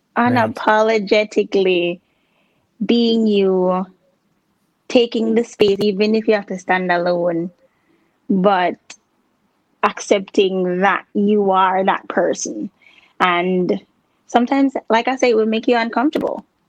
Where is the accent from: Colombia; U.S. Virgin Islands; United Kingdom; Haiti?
U.S. Virgin Islands; moved away as an adult; now in Ohio, United States; I grew up there. That's where I was uh, born.